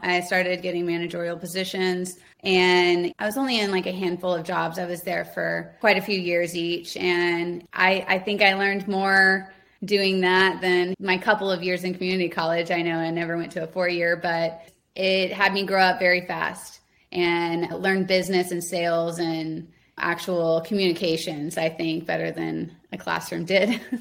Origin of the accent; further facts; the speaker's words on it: Houston, Texas, United States; I grew up in and around Houston on the outskirts in the suburbs